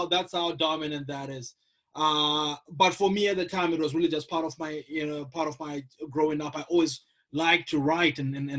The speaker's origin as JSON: {"language": "English", "country": "Zimbabwe", "tie": "born or raised there", "also_born_or_lived": "Midwest, United States", "moved": "yes", "lives_now": "Toledo, United States", "said": "born and raised in Zimbabwe, been in the US, mainly in the Midwest, since 2006, now teaching at the University of Toledo in Ohio"}